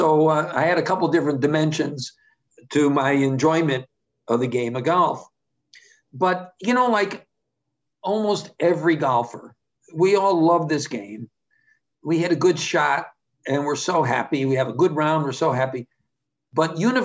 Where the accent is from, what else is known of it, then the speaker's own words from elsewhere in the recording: East Coast, United States; I was from the East Coast